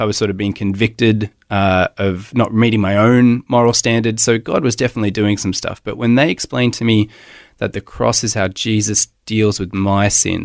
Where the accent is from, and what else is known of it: Melbourne, Victoria, Australia; born or raised there; moved away as an adult; also born or lived in Hobart, Tasmania / Gosford; now in Brisbane, Australia